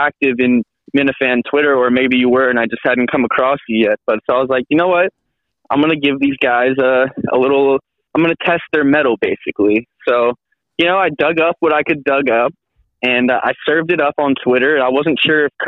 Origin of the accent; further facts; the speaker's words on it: Connecticut, United States; now in Los Angeles, United States; I grew up in Connecticut and had older brothers